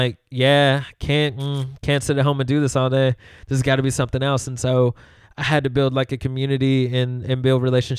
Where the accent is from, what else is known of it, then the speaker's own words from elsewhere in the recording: Louisville, Kentucky, United States; also born or lived in Memphis; And when people ask me, where are you from? It's hard not to say Memphis, right? Because I know that they, like Louisville, I love, right? Because I grew up here.